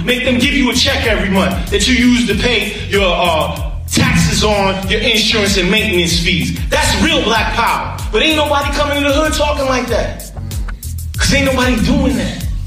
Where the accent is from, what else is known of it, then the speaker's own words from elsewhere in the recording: New York, United States; I grew up in New York